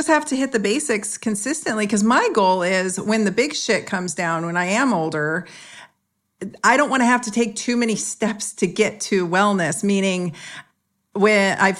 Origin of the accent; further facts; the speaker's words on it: San Jose, California, United States; I was sprayed with malathion when I was a kid growing up in San Jose in Northern California when they were spraying the fruit flies.